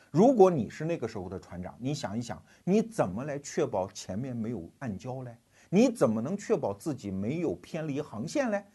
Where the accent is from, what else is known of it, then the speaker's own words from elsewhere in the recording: China; 尤其是我们中国人，从三十多年改革开放过来的人